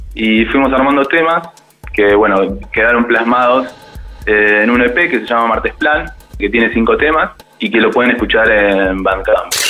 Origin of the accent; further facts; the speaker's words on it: Bahía Blanca, Buenos Aires Province, Argentina; moved away as an adult; now in Buenos Aires, Argentina; somos todos de allá, de Bahía Blanca. Estamos viviendo acá en Buenos Aires